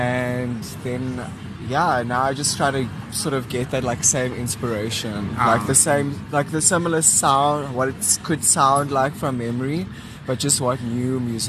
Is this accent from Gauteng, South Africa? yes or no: no; East London, Eastern Cape, South Africa; my experience growing up in East London, but going on holiday to Port Elizabeth and listening to the music there